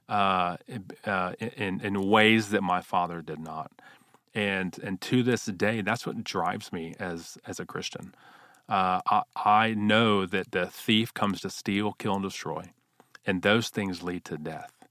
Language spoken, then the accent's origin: English; Houston, Texas, United States; I grew up in Houston, Texas, uh, wonderful parents